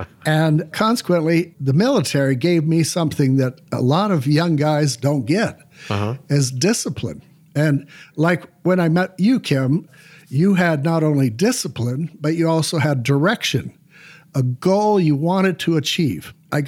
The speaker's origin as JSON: {"language": "English", "town": "Salt Lake City", "region": "Utah", "country": "United States", "tie": "born or raised there", "said": "And I grew up on the East Bench in Salt Lake City, which at that time was kind of a rural neighborhood because we had orchards around us and things like that."}